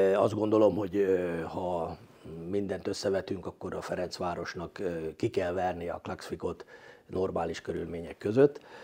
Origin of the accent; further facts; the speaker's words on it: Hungary; mint magyar edző